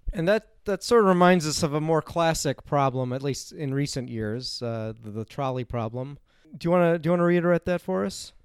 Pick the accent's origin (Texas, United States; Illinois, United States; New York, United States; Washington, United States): Illinois, United States; Chicago; now in South Dakota, United States; I'm originally from Chicago, Illinois